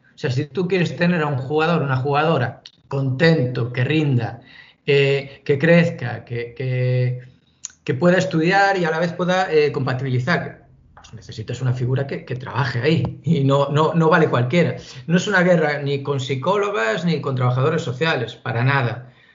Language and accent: Spanish; Galicia, Spain; como buen gallego